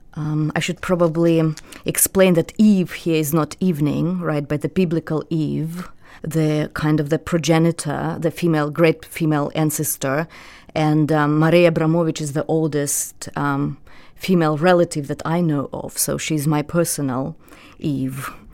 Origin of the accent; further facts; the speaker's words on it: Belarus; first language Russian; English is a second language; moved away as an adult; now in United States; I grew up in a Russian-speaking family, which is very common for, uh, somebody like me born in, um, nineteen eighty-one in the Soviet Union, in a small provincial republic